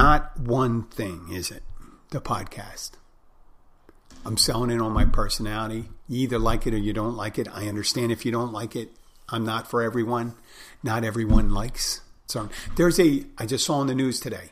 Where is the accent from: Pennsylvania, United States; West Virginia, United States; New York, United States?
Pennsylvania, United States; Philadelphia; I'm from Philadelphia